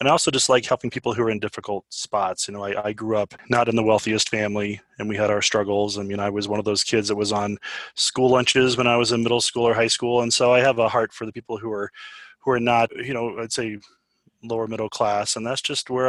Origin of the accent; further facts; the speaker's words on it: Aurora, Colorado, United States; I'm an Aurora kid.